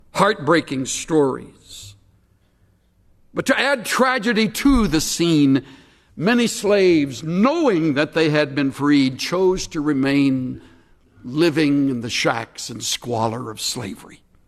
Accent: United States; As an American

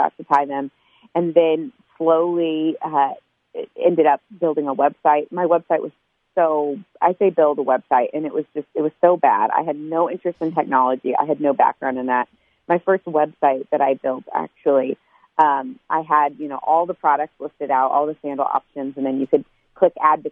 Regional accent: United States; I would go home to the United States

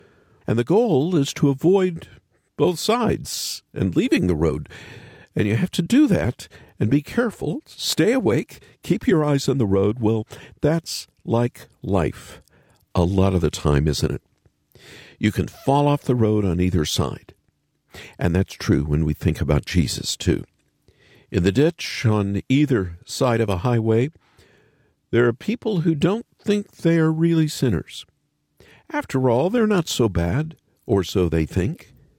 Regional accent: Oklahoma, United States; also born or lived in Kansas / North Dakota / Louisiana; I've done it a lot of road trips in my day, growing up in Oklahoma and Kansas and North Dakota and Louisiana.

